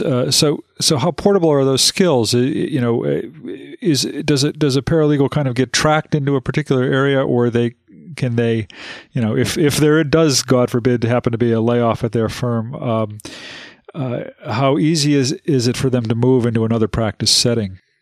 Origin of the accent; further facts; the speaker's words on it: Western Massachusetts, United States; I grew up in Western Massachusetts